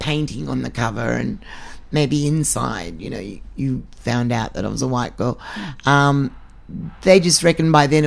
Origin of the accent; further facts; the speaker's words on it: Australia; I come from Australia. I'm a white Australian Hungarian Jew